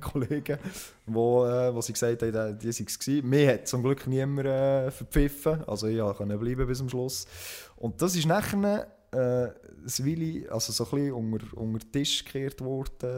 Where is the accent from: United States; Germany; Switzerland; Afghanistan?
Switzerland; bei uns in der Schweiz